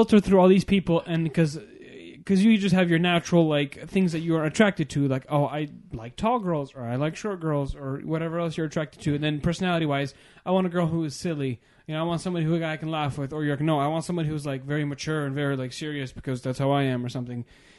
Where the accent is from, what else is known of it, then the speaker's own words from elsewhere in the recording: United States; And but I was born in Washington, and I married somebody from Washington.